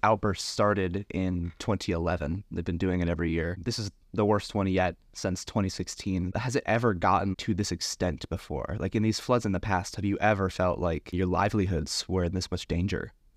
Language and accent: English; a suburb in New Jersey, United States; also born or lived in Anchorage, Alaska; now in Juneau, United States; I'm from a suburb in New Jersey and came up to Alaska